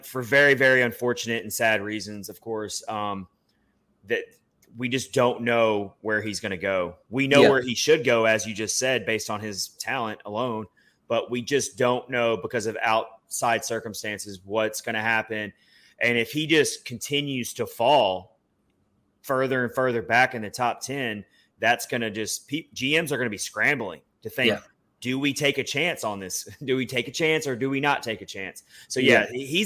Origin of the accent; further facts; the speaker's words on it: Nashville, Tennessee, United States; being in my hometown